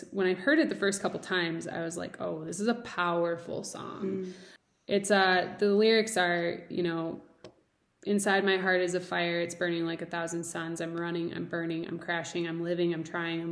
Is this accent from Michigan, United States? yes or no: yes; near Detroit, Michigan, United States; now in Denver, United States; I grew up near Detroit, amazing cultured food